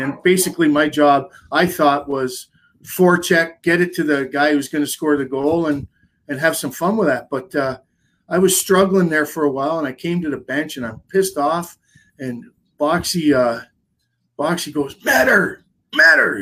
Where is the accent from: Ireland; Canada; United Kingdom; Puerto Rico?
Canada; as a Canadian, no matter what, growing up, it's in your blood